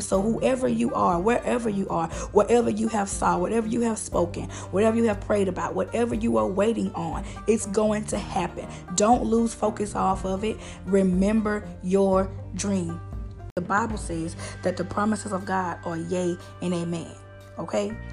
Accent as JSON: {"language": "English", "country": "United States", "said": "I am an American"}